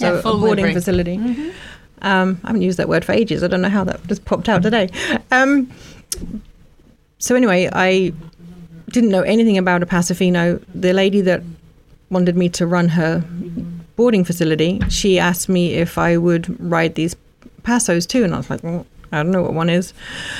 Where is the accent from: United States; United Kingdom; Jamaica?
United Kingdom; Woburn Sands, South East England; moved away; also born or lived in Luton / Ampthill; I was born actually in Luton and Dunstable Hospital. We lived in a little village called Ampthill, but lived most of my life growing up in Woburn Sands, which is right where Woburn Abbey, the safari park, is, hour north of London.